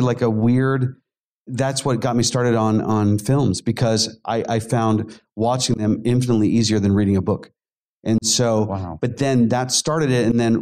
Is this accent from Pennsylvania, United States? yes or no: yes; Pittsburgh, Pennsylvania, United States; I grew up in Pittsburgh